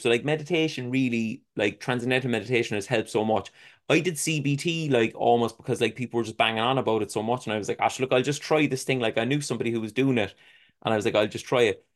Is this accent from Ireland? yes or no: yes; Ireland; being an Irish person